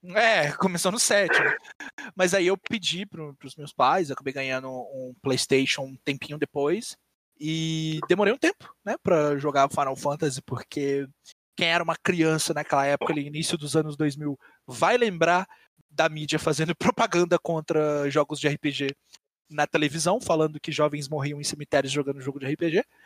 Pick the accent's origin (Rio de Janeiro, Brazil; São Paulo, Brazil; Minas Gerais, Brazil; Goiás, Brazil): Minas Gerais, Brazil; eu sou de Minas